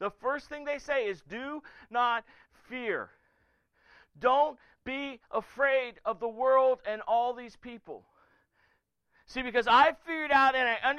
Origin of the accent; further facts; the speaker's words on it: the South, United States; I was raised in the South by a West Virginia hillbilly